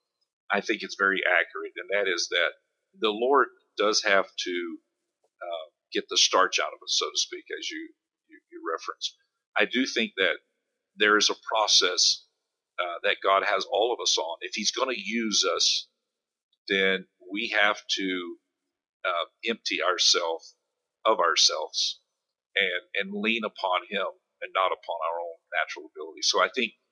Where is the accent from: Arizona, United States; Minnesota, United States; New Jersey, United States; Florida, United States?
Florida, United States; Space Coast; I grew up here on the Space Coast.